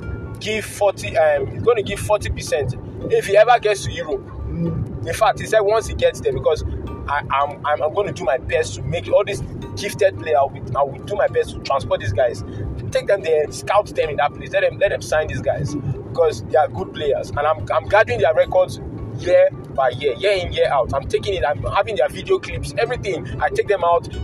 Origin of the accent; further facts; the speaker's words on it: Nigeria; As a Nigerian youth